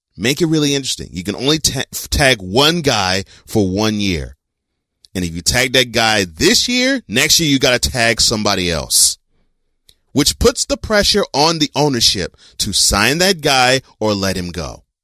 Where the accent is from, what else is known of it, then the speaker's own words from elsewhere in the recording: Texas, United States; moved away; growing up in Texas